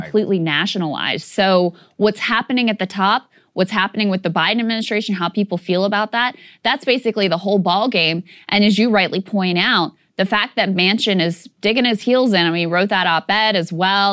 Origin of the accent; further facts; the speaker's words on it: Virginia, United States; my home state of Virginia